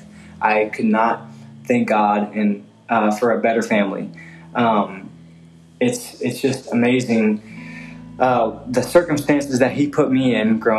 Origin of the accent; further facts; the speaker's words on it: Salina, Kansas, United States; I grew up in Salina, Kansas